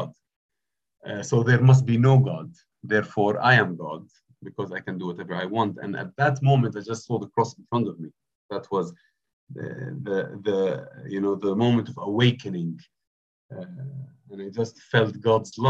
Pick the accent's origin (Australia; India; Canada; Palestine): Palestine; Bethlehem, West Bank; moved away as an adult; also born or lived in Jerusalem; now in Cambridge, United Kingdom; So I was born in Jerusalem, bred in Bethlehem. That makes me a Bethlehemite